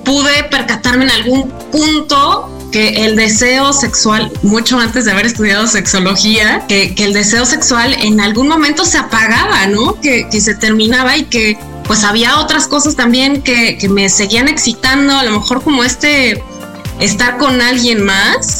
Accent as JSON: {"language": "Spanish", "country": "Mexico", "said": "desde México"}